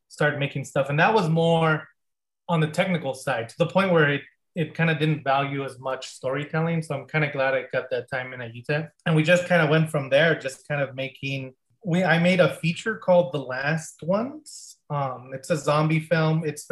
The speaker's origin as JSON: {"language": "English", "town": "El Paso", "region": "Texas", "country": "United States", "also_born_or_lived": "Las Cruces, New Mexico", "moved": "as an adult", "said": "I'm from El Paso, Texas, and I was going to the school there"}